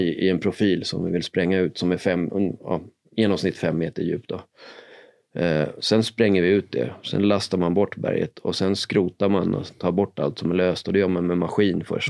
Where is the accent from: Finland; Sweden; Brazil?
Sweden; Sollentuna, Stockholm County; now in Stockholm, Sweden; Jag och Marcus här är uppvuxna i Sollentuna tillsammans